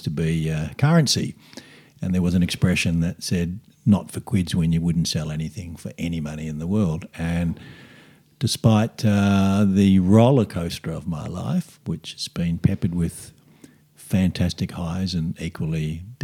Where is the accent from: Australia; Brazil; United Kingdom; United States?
Australia; I'm first generation Aussie